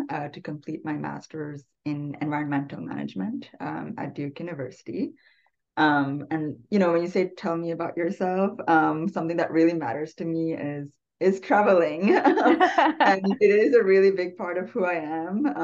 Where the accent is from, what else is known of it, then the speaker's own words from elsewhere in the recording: Sri Lanka; English is a second language; also born or lived in Canada / Abu Dhabi, UAE / New Mexico / Colorado; now in United States; I am from Sri Lanka and have lived in Canada and Abu Dhabi in the UAE before moving here to the US